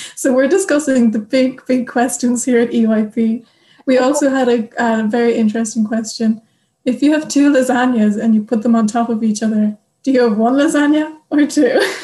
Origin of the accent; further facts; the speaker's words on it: Ireland; moved away as an adult; now in Germany; I'm from Ireland